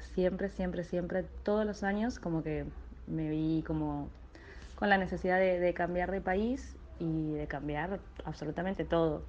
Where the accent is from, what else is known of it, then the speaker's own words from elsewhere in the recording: Argentina; moved away as an adult; soy de Argentina